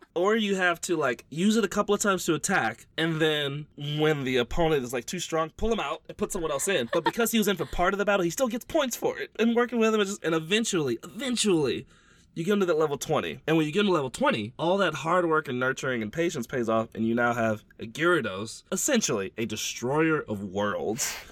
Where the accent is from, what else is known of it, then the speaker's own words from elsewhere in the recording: Louisiana, United States; I'm from Louisiana